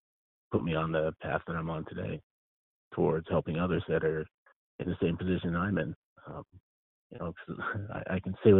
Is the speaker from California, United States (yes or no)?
yes; Northern California, United States; I grew up in Northern California, about 200 miles north of San Francisco.